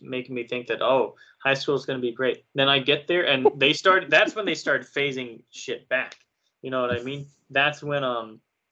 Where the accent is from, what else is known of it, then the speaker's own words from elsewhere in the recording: United States; I'm American